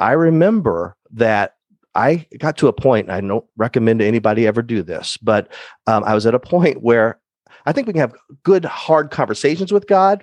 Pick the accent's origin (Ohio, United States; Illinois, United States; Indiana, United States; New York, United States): Illinois, United States; Decatur; I'm born and raised in Decatur, Illinois, Central Illinois area.